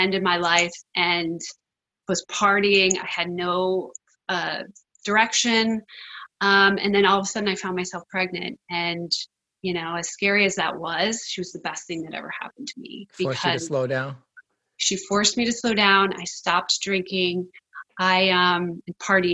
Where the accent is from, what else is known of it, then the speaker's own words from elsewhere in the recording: East Coast, United States; moved away; also born or lived in California; I grew up on the East Coast, but I was called out to California to be an actor.